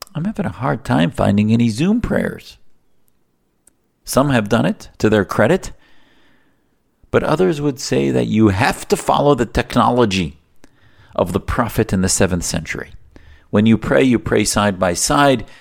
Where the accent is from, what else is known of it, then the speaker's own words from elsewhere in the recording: United States; as an American, as an activist